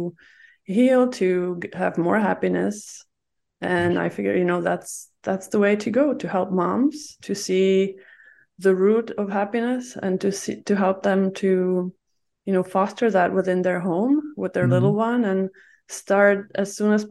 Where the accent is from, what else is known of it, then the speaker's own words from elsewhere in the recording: Czechia; moved away as an adult; now in Vancouver, Canada; I'm originally from Czech Republic, and my family is from Greece.